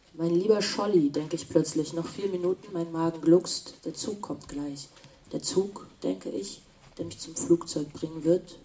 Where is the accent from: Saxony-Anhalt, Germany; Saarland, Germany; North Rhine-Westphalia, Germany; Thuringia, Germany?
Thuringia, Germany; Weimar; also born or lived in Hildesheim; now in Berlin, Germany; Wir kommen beide aus Weimar